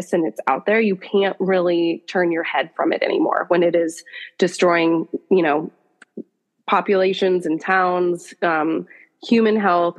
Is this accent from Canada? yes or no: no; Pacific Northwest, United States; I grew up in the Pacific Northwest on a farm